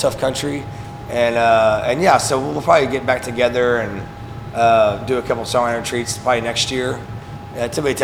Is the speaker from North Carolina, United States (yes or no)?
no; East Texas, United States; also born or lived in Lubbock, Texas; I'm from East Texas, but, you know, Lubbock is my musical home